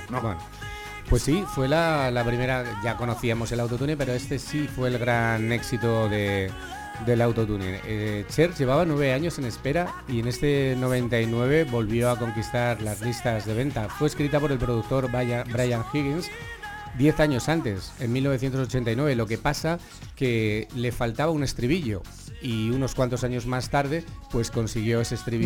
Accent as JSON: {"language": "Spanish", "town": "Salamanca", "region": "Castile and León", "country": "Spain", "said": "nuestra ciudad"}